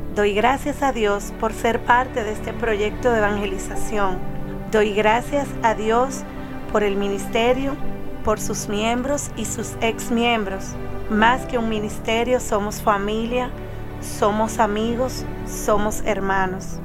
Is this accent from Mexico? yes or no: no; Dominican Republic; soy de República Dominicana